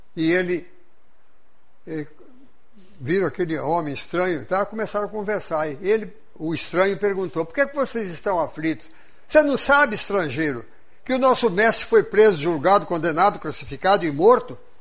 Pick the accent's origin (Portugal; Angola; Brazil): Brazil; interior of São Paulo state; now in Juiz de Fora, Brazil; Mas eu estudei num colégio protestante, irmão do Grambi daqui de Juiz de Fora, lá no interior do estado de São Paulo.